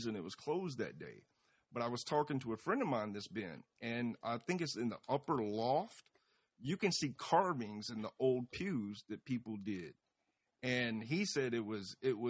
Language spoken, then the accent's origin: English; Atlanta, Georgia, United States; as a kid, especially growing up in Atlanta